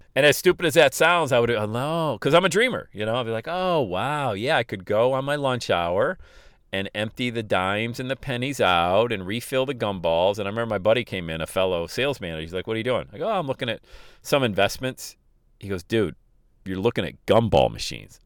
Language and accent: English; Bradford, Pennsylvania, United States; now in Cincinnati, United States; my hometown in Bradford, Pennsylvania